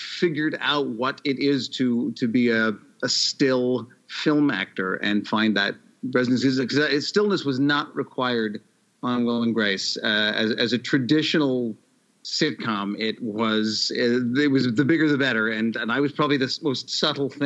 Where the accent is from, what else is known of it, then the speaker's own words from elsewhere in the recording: Toronto, Ontario, Canada; moved away as an adult; also born or lived in Vancouver; I'm from Toronto